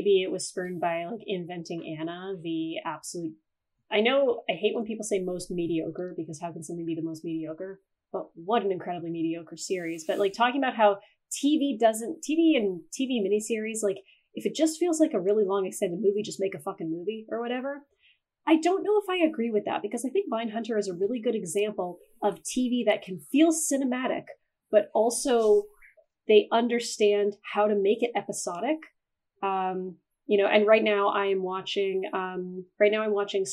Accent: Canada; I'm a Canadian, so it's supposed to be Zed

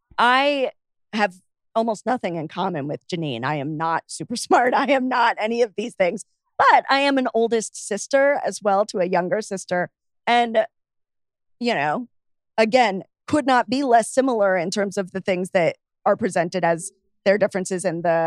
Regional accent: United Kingdom; I'm British, very, very white.

